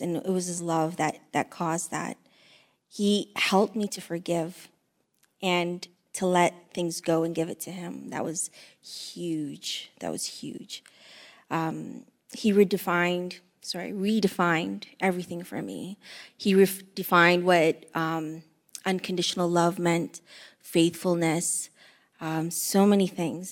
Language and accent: English; Windsor, Ontario, Canada; also born or lived in Eritrea / Greece; we grew up in the Windsor housing area